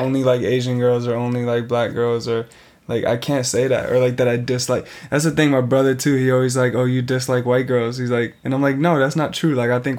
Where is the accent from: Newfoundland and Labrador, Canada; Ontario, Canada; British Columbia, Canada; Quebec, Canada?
British Columbia, Canada; Vancouver; I'm growing up in Vancouver. I'm going to school in Vancouver.